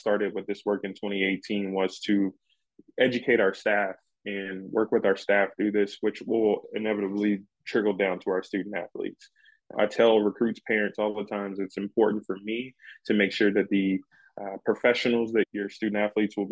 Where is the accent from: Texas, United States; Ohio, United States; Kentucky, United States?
Kentucky, United States; Louisville; now in Tucson, United States; I'm originally from Louisville, Kentucky, and I went to Western Kentucky University